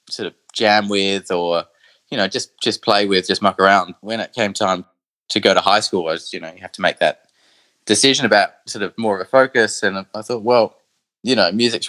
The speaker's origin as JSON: {"language": "English", "town": "Adelaide", "region": "South Australia", "country": "Australia", "tie": "born or raised there", "moved": "as an adult", "lives_now": "London, United Kingdom", "said": "I was born in Adelaide"}